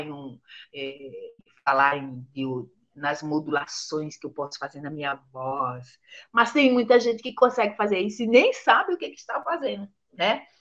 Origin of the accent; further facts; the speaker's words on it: Aracaju, Sergipe, Brazil; moved away; lá na minha terra, em Aracaju